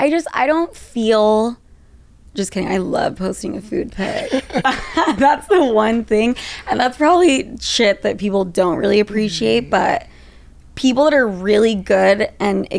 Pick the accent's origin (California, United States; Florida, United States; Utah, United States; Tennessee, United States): Utah, United States; Salt Lake City; Salt Lake City, Utah.